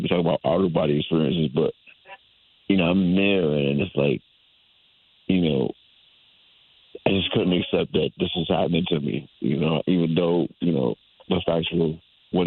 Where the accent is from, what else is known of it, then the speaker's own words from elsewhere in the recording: Hartford, Connecticut, United States; I'm a lifelong Connecticut resident. I was born in Hartford, Connecticut, and I grew up in the north end of Hartford.